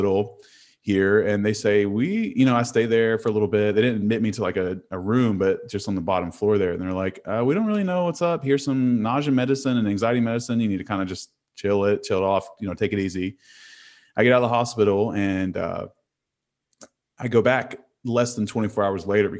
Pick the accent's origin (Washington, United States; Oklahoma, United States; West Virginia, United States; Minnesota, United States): West Virginia, United States; Huntington; I'm from Huntington, West Virginia.